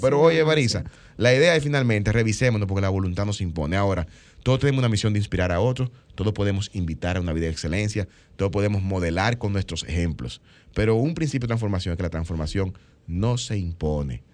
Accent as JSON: {"language": "Spanish", "country": "Dominican Republic", "said": "nosotros somos dominicanos"}